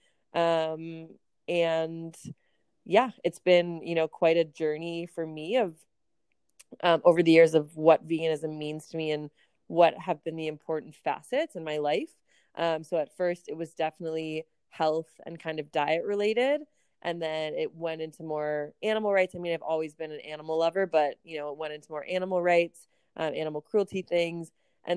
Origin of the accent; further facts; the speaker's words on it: Minneapolis, Minnesota, United States; moved away as an adult; also born or lived in Kansas; now in Chicago, United States; I grew up in Minneapolis